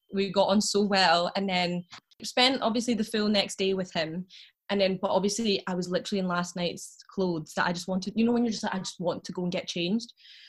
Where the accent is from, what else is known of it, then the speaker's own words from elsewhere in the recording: Glasgow, Scotland, United Kingdom; I'm from Glasgow